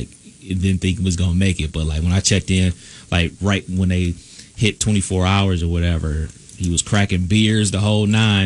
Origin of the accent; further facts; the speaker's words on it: Cleveland, Ohio, United States; moved away; I'm from Cleveland or whatever, so I grew up listening to Tony Rizzo.